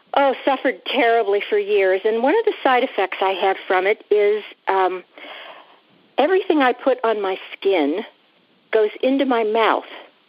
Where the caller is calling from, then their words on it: Fort Mitchell, Kentucky, United States; I am calling from Fort Mitchell, Kentucky.